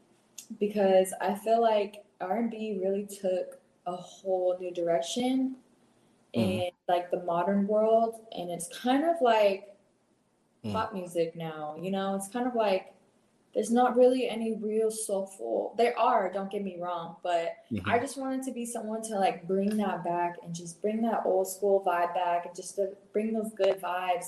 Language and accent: English; Inland Empire, California, United States; moved away as an adult; also born or lived in Torrance, California; now in Austin, United States; I live in Austin, Texas right now, but I'm actually from California. I was born in Torrance, but I grew up in the Inland Empire area